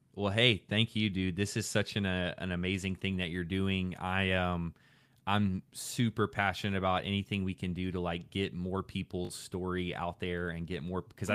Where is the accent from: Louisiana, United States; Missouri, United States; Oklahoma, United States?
Louisiana, United States; I grew up in Louisiana